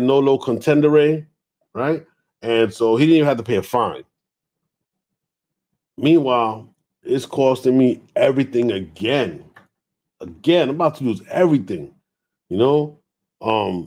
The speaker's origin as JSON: {"language": "English", "town": "New York City", "region": "New York", "country": "United States", "tie": "born or raised there", "also_born_or_lived": "Harlem / Georgia", "moved": "as an adult", "said": "I grew up in the Bronx"}